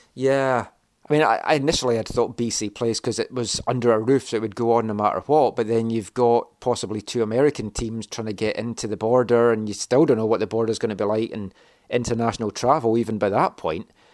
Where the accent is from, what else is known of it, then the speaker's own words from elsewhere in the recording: Scotland, United Kingdom; I'm from Scotland.